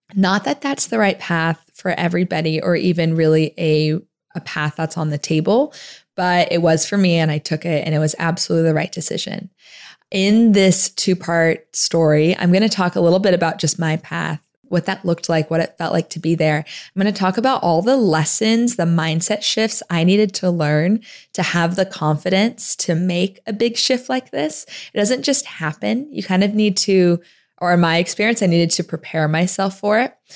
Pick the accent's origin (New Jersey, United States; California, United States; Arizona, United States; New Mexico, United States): Arizona, United States; Tempe; I grew up in Phoenix, Arizona, outside of Phoenix in Tempe, Arizona